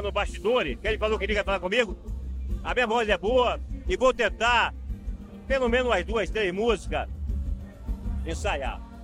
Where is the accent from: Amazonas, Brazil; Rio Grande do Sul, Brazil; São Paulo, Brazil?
Amazonas, Brazil; Coari; eu sou amazonense. Nasci em Coari, meu orgulho assim